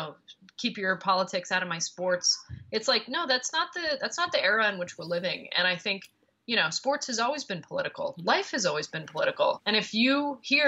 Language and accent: English; Montreal, Quebec, Canada; now in New York, United States; My hometown of Montreal